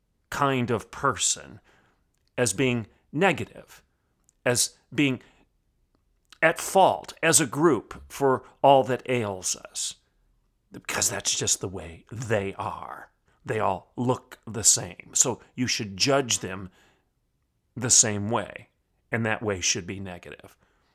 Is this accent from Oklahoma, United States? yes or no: yes; Oklahoma, United States; look no further than my home state of Oklahoma